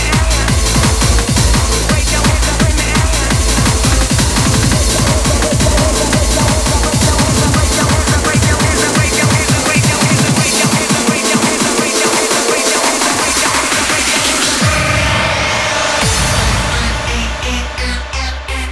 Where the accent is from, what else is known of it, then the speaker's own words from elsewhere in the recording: Sutton, London, United Kingdom; also born or lived in Croydon; I'm not from Epsom. I'm Sutton, innit? Officially Sutton, by about, I don't know, 400 yards